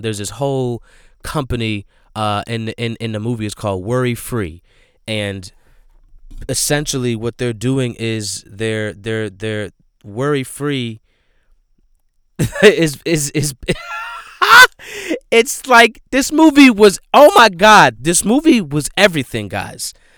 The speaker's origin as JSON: {"language": "English", "town": "Flanders", "region": "New Jersey", "country": "United States", "said": "I'm from Flanders"}